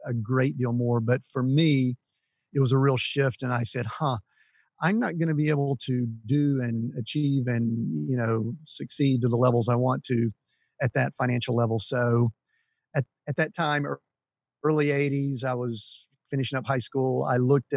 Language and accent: English; Atlanta, Georgia, United States; I grew up, just kind of small town suburbs of Atlanta